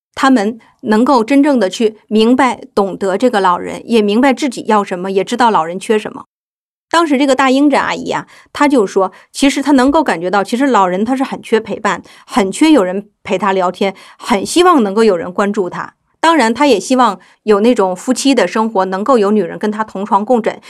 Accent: Northeast China, China; 我们的故乡是这样的一种社会，东北所有的城市基本上都面临着资源枯竭，传统的工业化产业停滞这样的一个状态

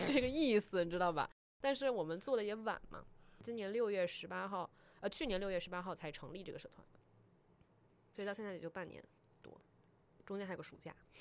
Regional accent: Taiwan; moved away; 我是一个台湾人

